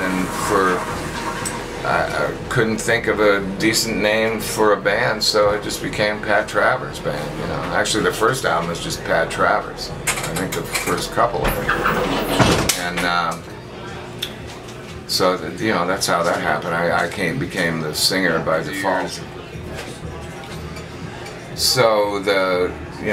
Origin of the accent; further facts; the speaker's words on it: Canada; moved away as an adult; also born or lived in London, England; I'm from Canada, I'm a hot shot guitar player